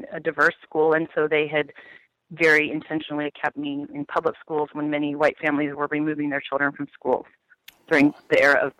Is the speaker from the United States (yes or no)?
yes; Denver, Colorado, United States; moved away; also born or lived in Iowa; I grew up in Colorado, in Denver.